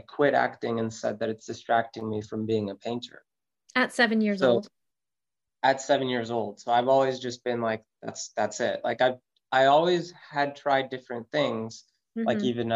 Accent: Los Angeles, California, United States; moved away as an adult; also born or lived in Manhattan / Buenos Aires; now in New York, United States; I was born and raised in Los Angeles.

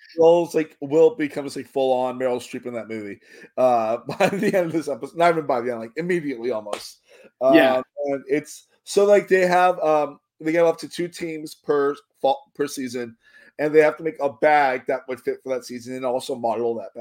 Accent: Miami, Florida, United States; I am from Florida, as I mentioned many times. I am from Miami

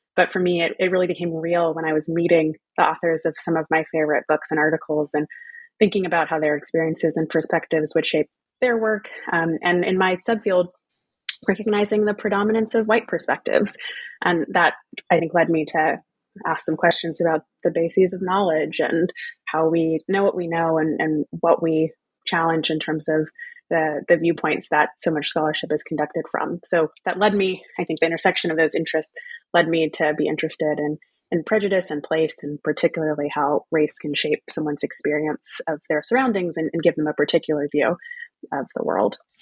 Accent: Texas, United States; born or raised there; moved away as an adult; also born or lived in New England / United Kingdom

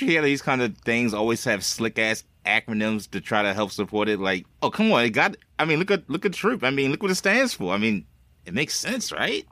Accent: East Coast, United States; I'm from the East Coast

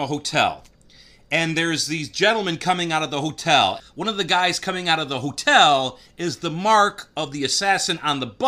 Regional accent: Michigan, United States; I am from Michigan, so I am familiar with Grosse Pointe

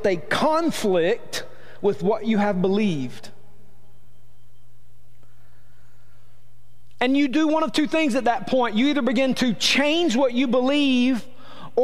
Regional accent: Rome, Georgia, United States; I'm from Rome, Georgia. I was born and raised here.

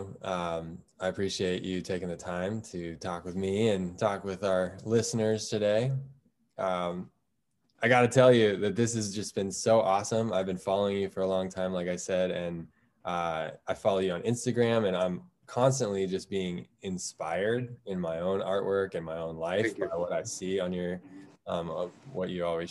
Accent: United States; I'm from the United States

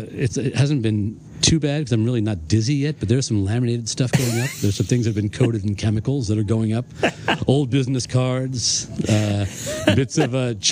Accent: Ireland; I'm Irish, so I think this is 6 inches, so I don't know.

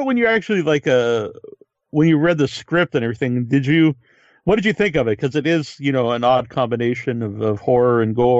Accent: New England, United States; I'm from New England, so a lot of things are kind of traditional here, too, like fish and chips

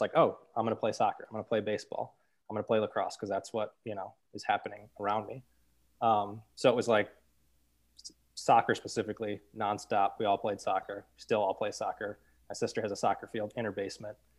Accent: St. Louis, Missouri, United States; I was born and raised in Saint Louis, um, kind of North County

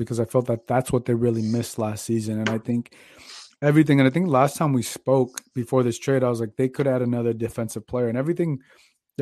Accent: Phoenix, Arizona, United States; moved away; half of my life I grew up in Phoenix

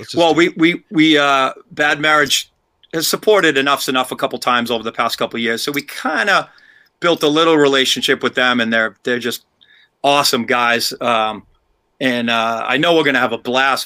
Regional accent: Milford, Massachusetts, United States; also born or lived in Boston, Massachusetts; We grew up in Milford, Massachusetts

